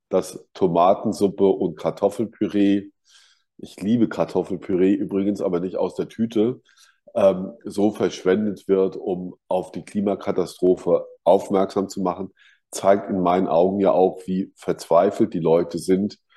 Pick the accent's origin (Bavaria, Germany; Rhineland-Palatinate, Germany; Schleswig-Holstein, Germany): Rhineland-Palatinate, Germany; Kaiserslautern; Und in meiner Heimatstadt Kaiserslautern gab es einen 2001-Laden und das war schon sehr schön.